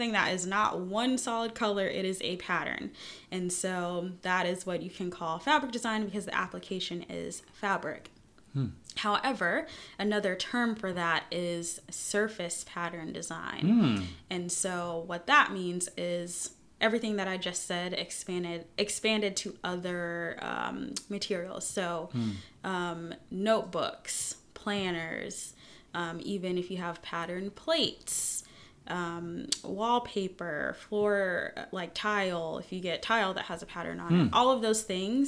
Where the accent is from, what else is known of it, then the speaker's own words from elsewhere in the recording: Tacoma, Washington, United States; accent: New York; moved away as an adult; also born or lived in New York; now in North Carolina, United States; I was born and raised in Tacoma, Washington, Tacktown.